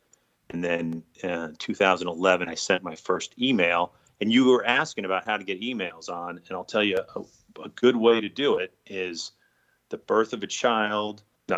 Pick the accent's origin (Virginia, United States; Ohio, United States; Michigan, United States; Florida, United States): Virginia, United States; Alexandria; I'm 48. I grew up in Alexandria, Virginia. I went to the Naval Academy.